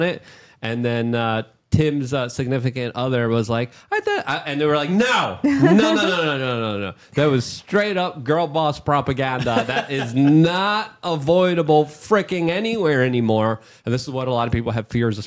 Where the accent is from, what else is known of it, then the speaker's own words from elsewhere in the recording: New York City, New York, United States; now in Florida, United States; I'm from New York City.